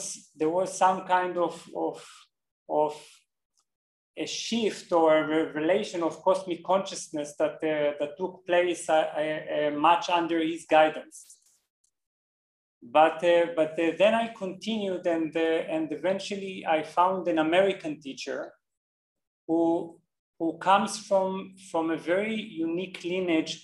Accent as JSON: {"language": "English", "country": "Israel", "also_born_or_lived": "Berlin, Germany", "moved": "as an adult", "said": "I'm originally from Israel"}